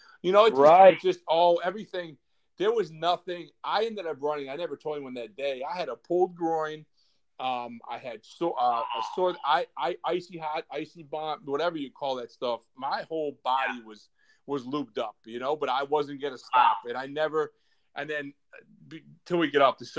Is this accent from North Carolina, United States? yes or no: no; Scranton, Pennsylvania, United States; now in Virginia, United States; I'm from Scranton too. I live in Virginia